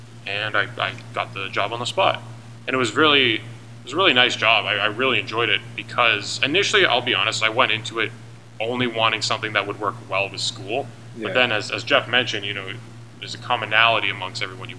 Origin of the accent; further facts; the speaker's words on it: Hamilton, Ontario, Canada; moved away as an adult; now in Waterloo, Canada; initially I'm from Hamilton